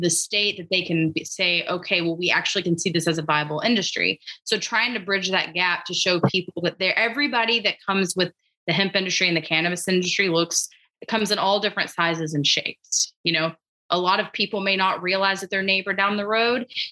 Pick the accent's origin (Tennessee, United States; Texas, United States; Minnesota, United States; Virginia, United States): Texas, United States; Gilmer; I'm from Upshur County and the town is Gilmer